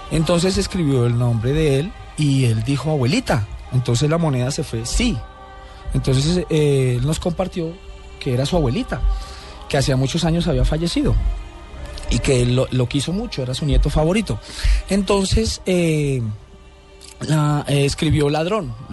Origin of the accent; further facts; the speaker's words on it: Bogotá, Colombia; yo nací acá en Bogotá, tuve una infancia feliz, eh, me cría mi abuela